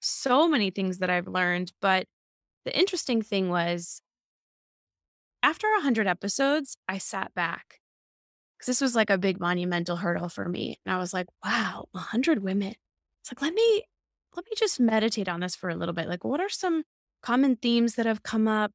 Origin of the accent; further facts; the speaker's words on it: Massachusetts, United States; now in New York City, United States; I am a New York City living actor and voiceover artist. I'm originally from Massachusetts.